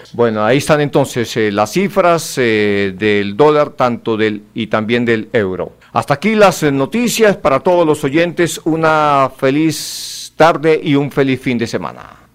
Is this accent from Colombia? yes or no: yes; Santander, Colombia; estamos acá, somos santandereanos